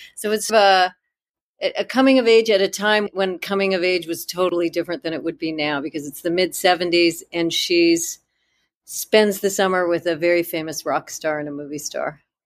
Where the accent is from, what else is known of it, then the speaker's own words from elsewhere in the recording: Southern California, United States; I grew up in Southern California, and that house, the Cone House, was essentially my house that I grew up